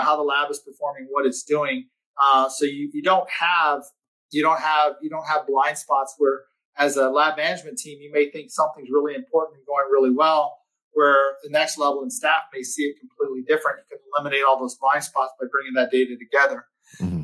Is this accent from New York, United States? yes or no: no; Texas, United States; I'm from Texas